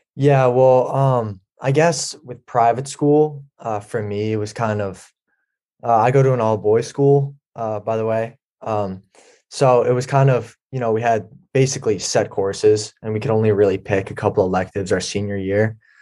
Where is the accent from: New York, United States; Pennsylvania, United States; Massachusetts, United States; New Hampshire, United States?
Massachusetts, United States; Swampscott; I'm from uh, Swampscott, Massachusetts